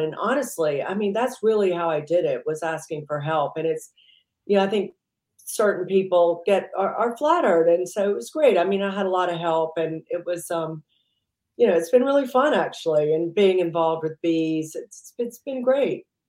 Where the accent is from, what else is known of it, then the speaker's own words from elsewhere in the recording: Mississippi, United States; also born or lived in New York; now in United Kingdom; I grew up in the deep south. I grew up in Mississippi.